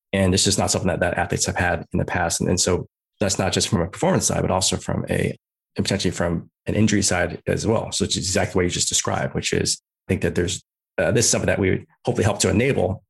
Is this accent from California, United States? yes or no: yes; Bay Area, California, United States; also born or lived in Chicago; originally from Chicago, but, uh, moved out to, to California, to the Bay Area.